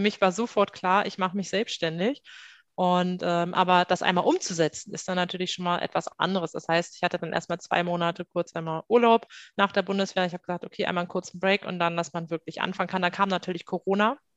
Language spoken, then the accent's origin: German; Salzgitter, Lower Saxony, Germany; moved away as an adult; now in Hamburg, Germany; komme an sich aus Salzgitter. Dort bin ich groß geworden